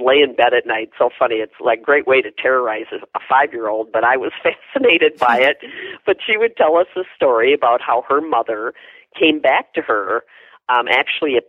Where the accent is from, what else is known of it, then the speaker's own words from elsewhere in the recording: Wisconsin, United States; moved away as an adult; now in Savannah, United States; I am from Wisconsin